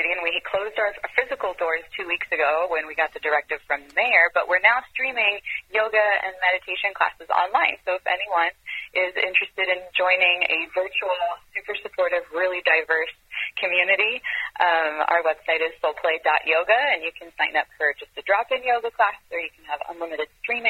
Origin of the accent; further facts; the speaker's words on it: Israel; moved away as an adult; also born or lived in France / Europe; now in California, United States; I spent most of my growing years in Europe. I was born in France, and I grew up in Israel, and I moved to the U.S. When I was 21.